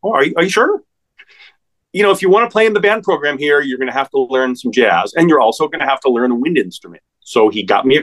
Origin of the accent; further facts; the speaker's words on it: Albuquerque, New Mexico, United States; now in New York City, United States; I grew up in Albuquerque, New Mexico